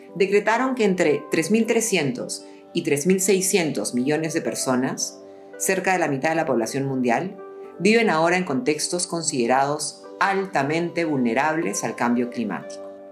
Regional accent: Peru

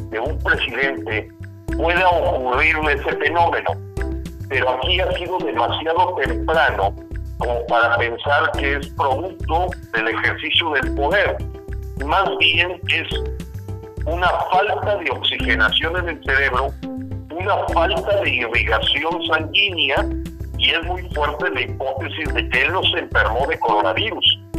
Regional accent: Mexico

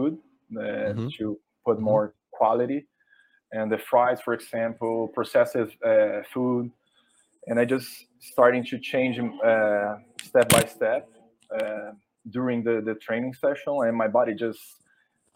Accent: Brazil; first language Portuguese; English is a second language; English is not my first language, but you can find the best source in English, not in Portuguese

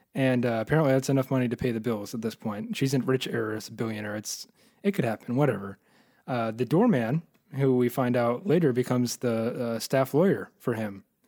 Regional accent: United States; I'm an American

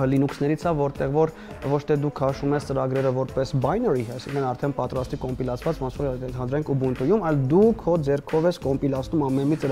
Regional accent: Syria; moved away; մեծացել եմ Սիրիայում, տեղափոխվել եմ պատերազմից հետո

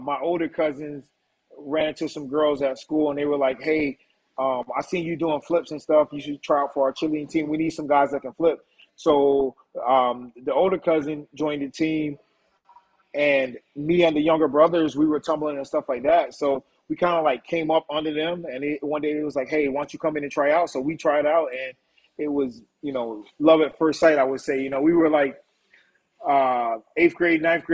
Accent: Wilmington, North Carolina, United States; growing up in Wilmington, North Carolina has been, you know, pleasant.

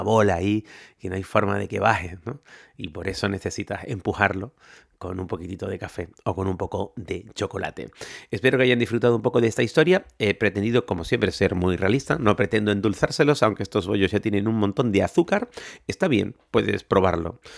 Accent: Spain; now in New Orleans, United States; yo como soy español me encanta mojar las masas en chocolate

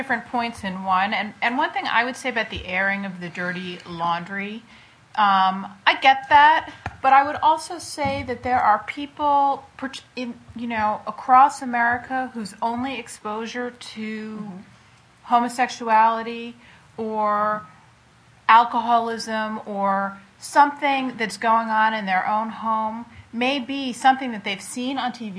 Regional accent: United States; as an American

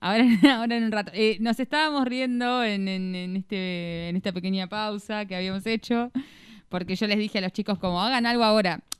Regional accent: Victoria, Entre Ríos, Argentina; yo soy de Victoria Entre Ríos

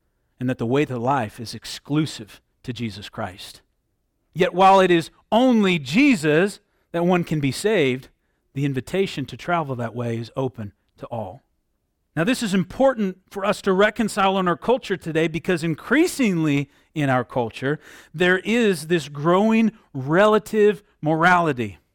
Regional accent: Southwest Michigan, United States; Growing up in Southwest Michigan, there was a lot of orchards and vineyards around our area

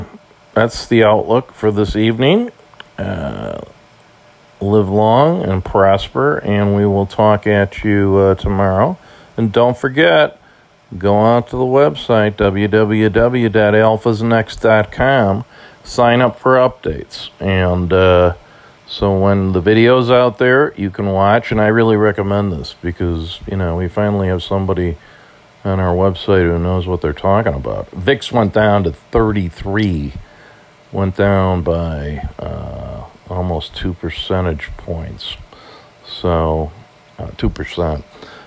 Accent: Ireland; As an Irishman, always like to see the green.

